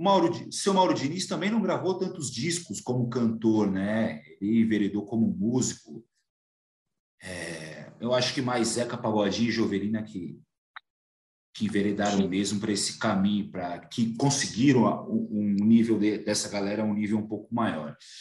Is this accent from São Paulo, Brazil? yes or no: yes; São Paulo, Brazil; aqui de São Paulo, eu sou paulista